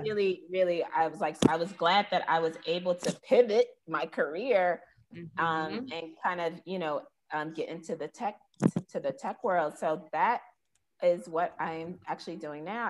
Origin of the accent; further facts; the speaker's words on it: New York, United States; moved away as an adult; now in Ghana; I'm from New York and I work with these big brands